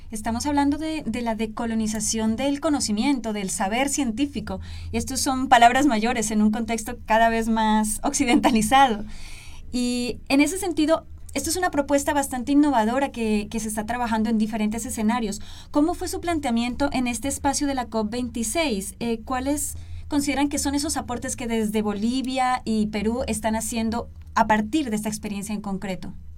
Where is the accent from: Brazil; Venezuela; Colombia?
Colombia; southern Colombia; now in Guatemala; yo soy de Colombia, del sur de, Colombia